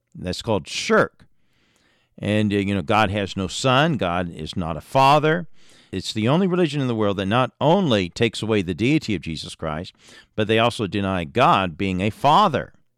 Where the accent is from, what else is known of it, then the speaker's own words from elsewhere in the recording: Indiana, United States; I was born in Indiana into a preacher's home